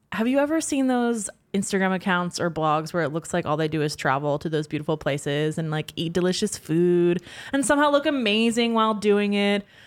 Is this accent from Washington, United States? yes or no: no; Pennsylvania, United States; now in New York City, United States; I'm from Pen, Pennsylvania where it's a very beautiful landscape